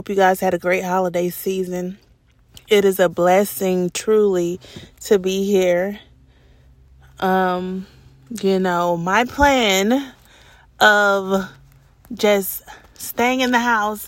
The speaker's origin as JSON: {"language": "English", "town": "Atlanta", "region": "Georgia", "country": "United States", "said": "I'm from Atlanta"}